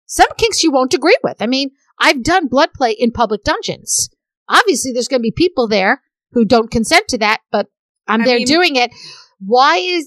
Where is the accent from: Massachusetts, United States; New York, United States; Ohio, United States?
New York, United States; I having been born and raised in New York